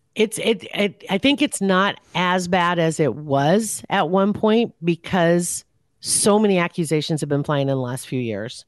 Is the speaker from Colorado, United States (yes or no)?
no; Ashland, Nebraska, United States; it was in the Ashland Gazette, which that's my hometown